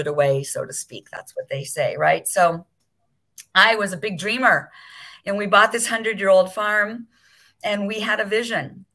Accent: Beverly Hills, California, United States; moved away as an adult; now in Maui, United States; I grew up in Beverly Hills

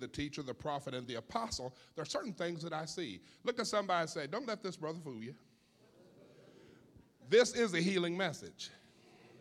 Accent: Missouri, United States; I'm from Missouri

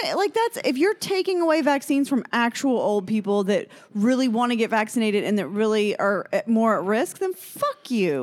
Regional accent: Fort Myers, Florida, United States; I was born in Fort Myers, Florida

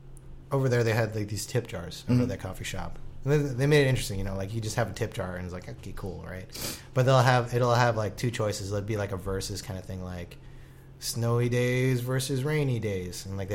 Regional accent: Long Beach, California, United States; I'm from Long Beach

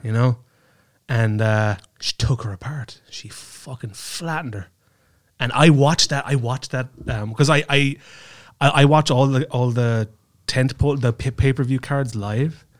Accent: Kerry, Munster, Ireland; now in Estonia; I'm from Kerry, right, which is a, a county.

